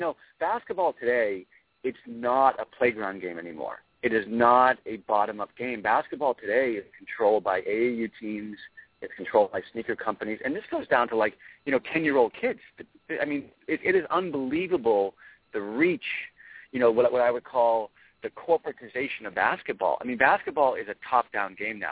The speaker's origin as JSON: {"language": "English", "town": "Braintree", "region": "Massachusetts", "country": "United States", "tie": "born or raised there", "said": "I grew up in Braintree"}